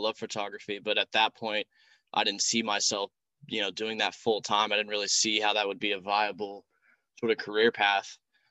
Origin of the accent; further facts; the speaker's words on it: Richmond, Virginia, United States; moved away as an adult; also born or lived in Charleston, South Carolina; now in London, United Kingdom; I grew up in Richmond, Virginia, pretty much lived here all my life.